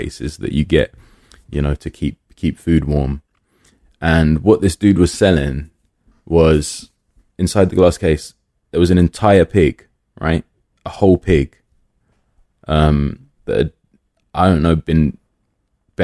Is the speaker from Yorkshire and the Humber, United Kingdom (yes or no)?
no; London, United Kingdom; I grew up in Willesden